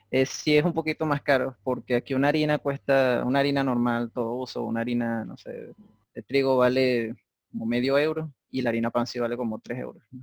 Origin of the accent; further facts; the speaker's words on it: Venezuela; yo le dije a la muchacha, no, yo soy de Venezuela. Ah, eso queda en Estados Unidos, ¿verdad?